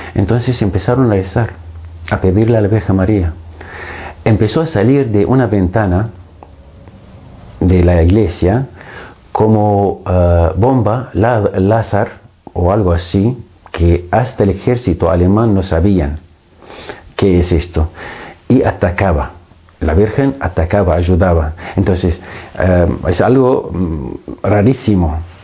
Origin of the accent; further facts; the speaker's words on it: Syria; Spanish is a second language; moved away as an adult; also born or lived in Greece / Argentina; now in Madrid, Spain; nacido en Siria, estudiando en Siria, estudié en Siria